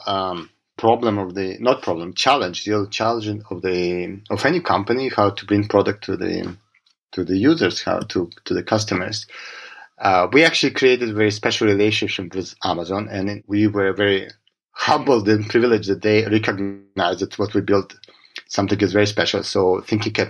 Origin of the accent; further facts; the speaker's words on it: Israel; also born or lived in Russia / Boston; I was born in Russia, and I moved as a child. I grew up to Israel. I grew up in Israel. I moved to Israel as a child